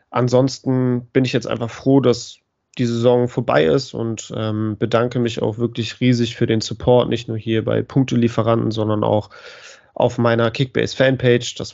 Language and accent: German; Bremen, Germany; ich, auch als Bremer würde ich mich über den Aufstieg des HSV sehr freuen